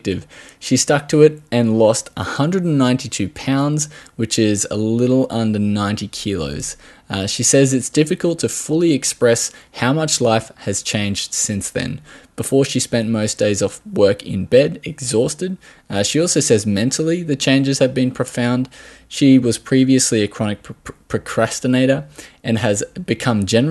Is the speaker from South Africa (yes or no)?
no; Australia